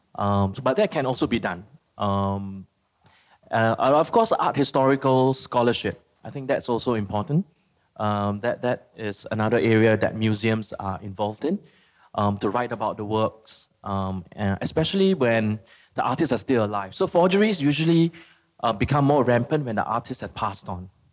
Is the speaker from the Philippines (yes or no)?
yes; Philippines; I'm from the Philippines